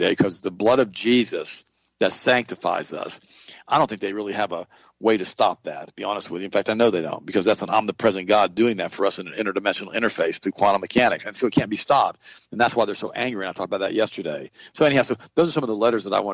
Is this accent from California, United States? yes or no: no; Polk County, Florida, United States; accent: Southern; I was raised here in Polk County with Grady Judd